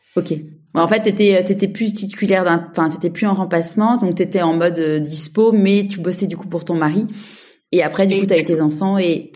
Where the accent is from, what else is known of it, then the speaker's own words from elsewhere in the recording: Paris, Île-de-France, France; now in Marseille, France; je suis parisienne mais je vis à Marseille